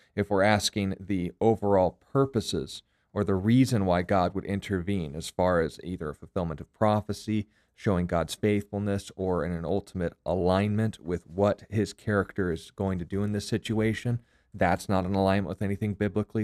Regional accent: United States; myself being an American

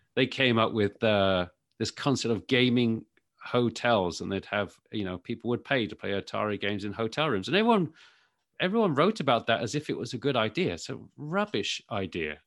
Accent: United Kingdom; moved away as an adult; now in United States; As you can probably tell from my accent, I'm sort of, I'm from the U K. So I was tech journalist in the U K for many, many years before I moved over

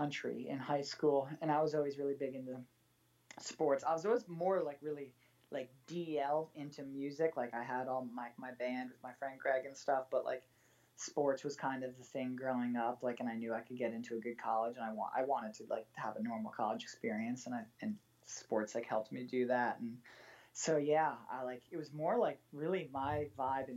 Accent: Connecticut, United States; moved away as an adult; now in Los Angeles, United States; I grew up in like the most like northeastern preppy white fenced country club Connecticut town you can imagine

